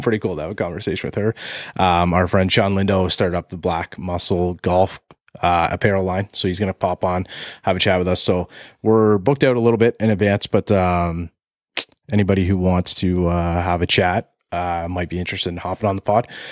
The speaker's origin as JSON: {"language": "English", "country": "Canada", "said": "we're Canadian here"}